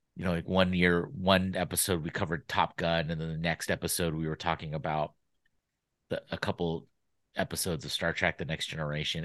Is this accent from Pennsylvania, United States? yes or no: no; Sacramento, California, United States; also born or lived in San Diego / Los Angeles; I grew up in Sacramento